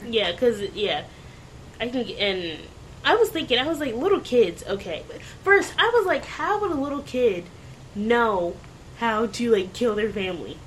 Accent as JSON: {"language": "English", "town": "Ocean City", "region": "Maryland", "country": "United States", "said": "I'm from Ocean City, Maryland"}